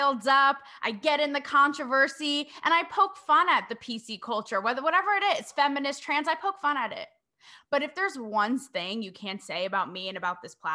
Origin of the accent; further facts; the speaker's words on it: New England, United States; I hail from New England